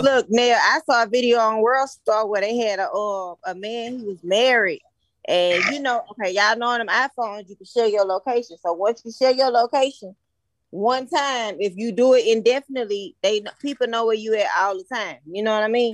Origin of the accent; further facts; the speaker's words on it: Baton Rouge, Louisiana, United States; I'm from Baton Rouge